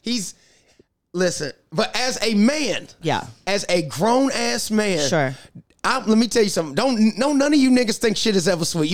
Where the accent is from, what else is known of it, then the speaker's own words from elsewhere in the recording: South Carolina, United States; moved away; I'm from South Carolina